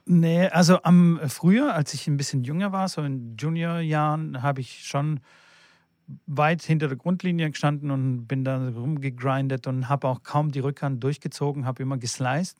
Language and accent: German; Fellbach, Baden-Württemberg, Germany; ich komme ja aus Stuttgart, aus äh, Fellbach-Schmieden